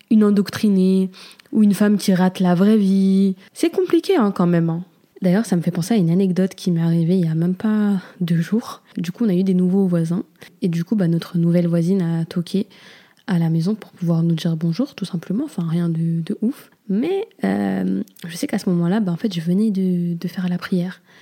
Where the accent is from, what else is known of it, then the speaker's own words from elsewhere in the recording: Comoros; moi, en tant que Comorienne, c'est encore plus délicat